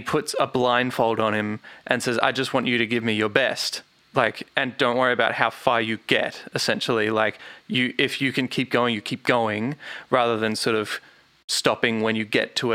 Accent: Australia; we're Australian

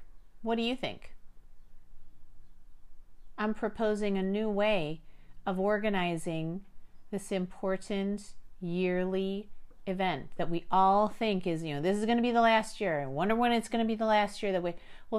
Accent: Chicago, Illinois, United States; born there; before I was born in Chicago, Illinois, I had no clue that I was going to be born into a world where I learned that both sets of my grandparents survived the Armenian Genocide

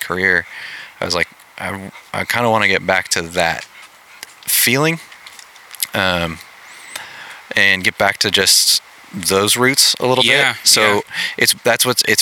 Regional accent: Pacific Northwest, United States; I grew up in the Pacific Northwest

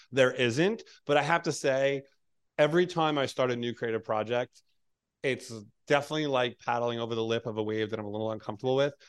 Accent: New York, United States; moved away as an adult; now in Hawaii, United States; I was born in New York and raised in New York and worked in New York

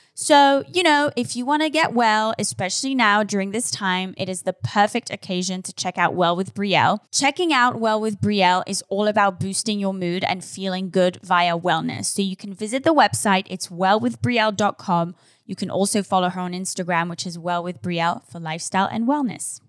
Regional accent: Switzerland; now in Los Angeles, United States; I'm from Switzerland

